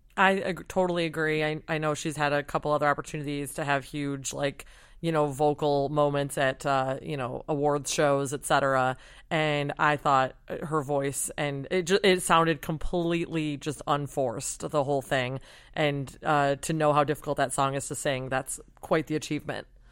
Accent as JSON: {"language": "English", "region": "Michigan", "country": "United States", "moved": "yes", "said": "I'm from Michigan and was home for Christmas"}